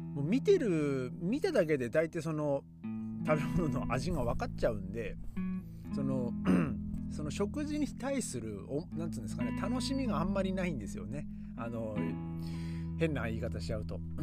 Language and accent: Japanese; Aomori, Japan; moved away; 僕の地元の青森県はですね